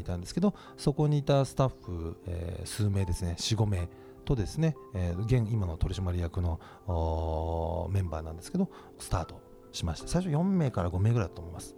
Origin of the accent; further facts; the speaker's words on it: Yokohama, Kanagawa, Japan; 僕あの横浜の中華街出身でして